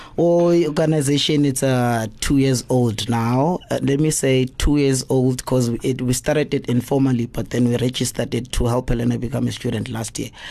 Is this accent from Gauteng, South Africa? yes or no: yes; East Rand, Gauteng, South Africa; I'm from the East Rand. What, 55. Mm. Yes, I was born and bred there. I grew up there